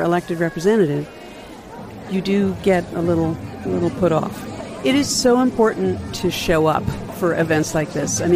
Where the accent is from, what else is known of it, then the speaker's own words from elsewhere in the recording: Maine, United States; I'm from Maine